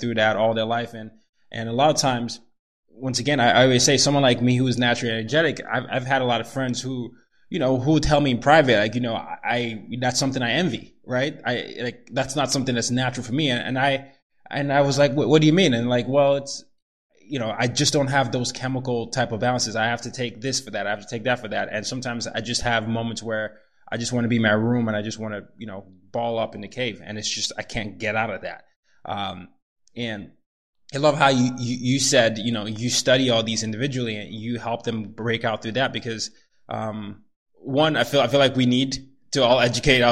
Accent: Nigeria; I'm Nigerian

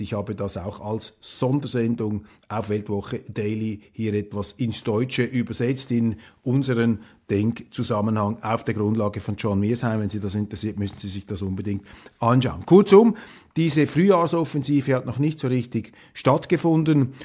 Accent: Switzerland; als Schweizer

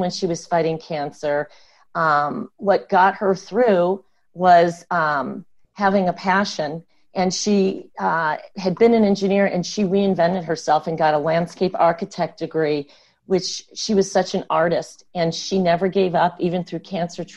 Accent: the Midwest, Michigan, United States; moved away as an adult; now in California, United States; I grew up in the Midwest

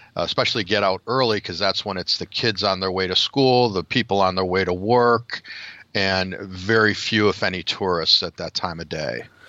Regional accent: Chicago, Illinois, United States; next weekend is Chicago. So we'll be in my hometown

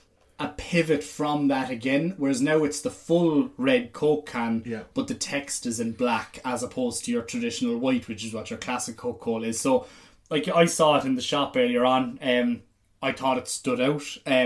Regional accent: Ireland; As an Irish person

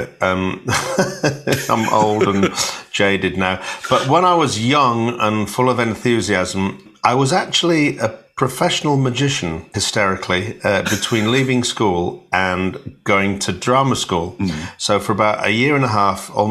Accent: Hull, Yorkshire and the Humber, United Kingdom; I'm from Hull, and I was born on a council estate. I was born on a council estate called Bransholme

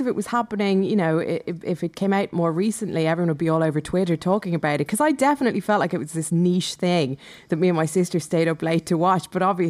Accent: Dublin, Leinster, Ireland; you grew up just down the road from where I grew up in Dublin

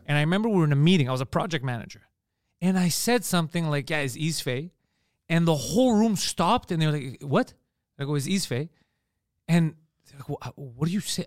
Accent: Montreal, Quebec, Canada; accent: Park X Greek accent; it's a Park X Greek accent. There's a neighborhood here called Park

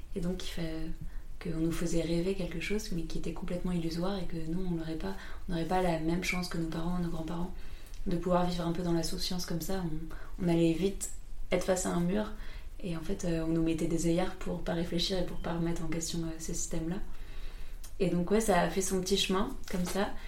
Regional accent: France; on a tellement de privilèges en tant que Français

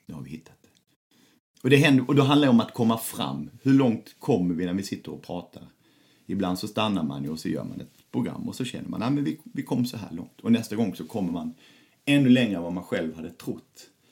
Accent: Lund, Skåne, Sweden; jag kommer från Lund

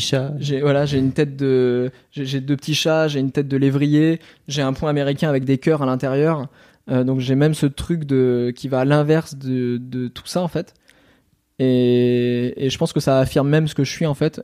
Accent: Normandy, France; je suis normand

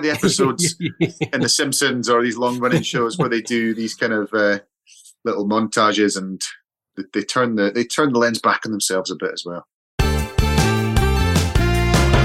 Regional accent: Edinburgh, Scotland, United Kingdom; moved away; I went back to Edinburgh to see my folks.

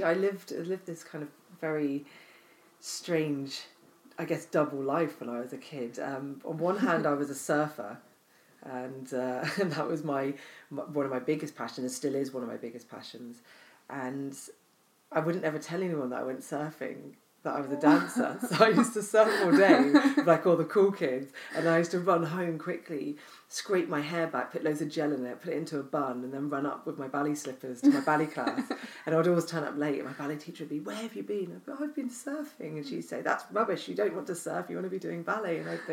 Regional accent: Arbroath, Scotland, United Kingdom; born there; also born or lived in Cornwall; So I was born in Scotland. I was born in Arbroath. My father was based there.

